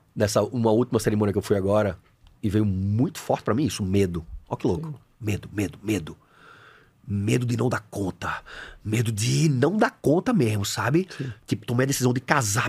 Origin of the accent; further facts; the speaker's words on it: Recife, Pernambuco, Brazil; eu sou de Recife, formado em educação física